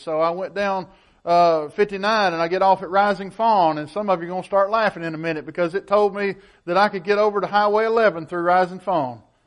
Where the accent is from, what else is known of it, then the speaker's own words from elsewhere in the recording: Woodbury, Tennessee, United States; my hometown of Woodbury